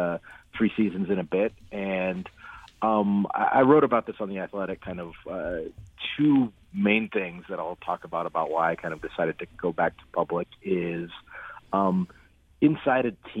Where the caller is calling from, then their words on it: Milwaukee, Wisconsin, United States; I'm calling from Milwaukee.